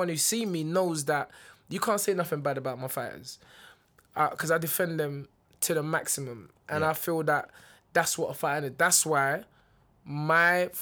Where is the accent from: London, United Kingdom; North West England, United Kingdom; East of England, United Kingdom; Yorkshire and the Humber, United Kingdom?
London, United Kingdom; also born or lived in Dulwich / Peckham; I was born in Brixton.